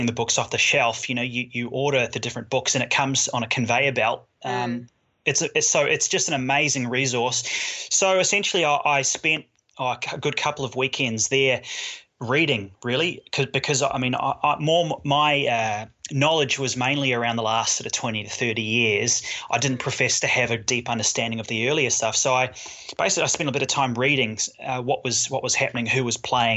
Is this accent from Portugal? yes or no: no; New Zealand; moved away as an adult; now in Australia; I grew up mainly in New Zealand, most of my adult years have been in Australia